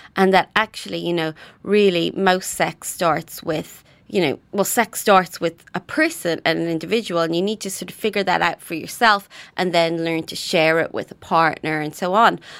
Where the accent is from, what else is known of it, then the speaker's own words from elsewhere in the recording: Ireland; moved away as an adult; now in United Kingdom; I grew up in Ireland